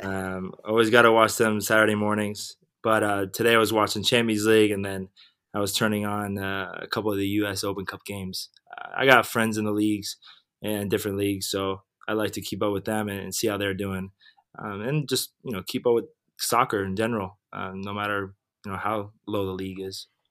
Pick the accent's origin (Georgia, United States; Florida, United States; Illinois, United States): Florida, United States; Weston; also born or lived in White Plains, New York / New York (Columbia); I was born in White Plains, New York, um, and then I moved down to South Florida when I was seven, uh, to a city called Weston